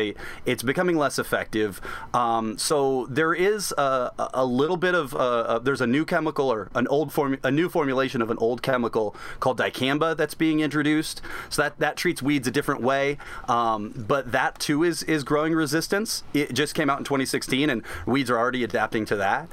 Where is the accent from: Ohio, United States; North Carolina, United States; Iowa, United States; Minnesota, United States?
Iowa, United States; Southeast; I grew up in Southeast Iowa